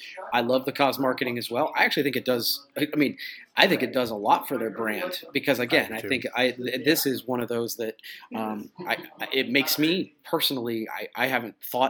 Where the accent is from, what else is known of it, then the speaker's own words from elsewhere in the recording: Ohio, United States; I'm from Ohio.